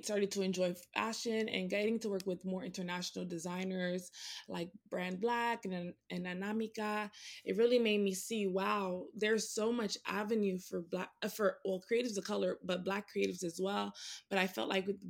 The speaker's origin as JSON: {"language": "English", "town": "Miami", "region": "Florida", "country": "United States", "moved": "as an adult", "lives_now": "New York, United States", "said": "I am originally from Miami"}